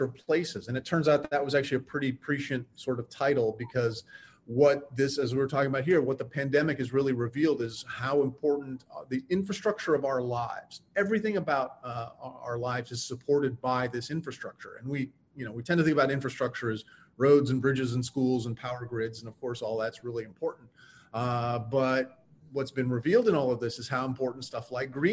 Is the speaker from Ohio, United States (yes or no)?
yes; Ohio, United States; now in St. Petersburg, United States; I'm originally from Ohio.